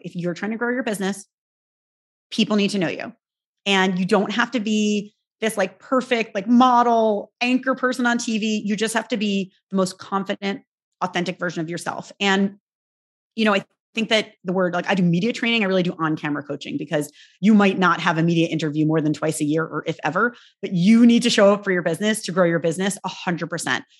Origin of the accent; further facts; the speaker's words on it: New York, United States; I'm a New Yorker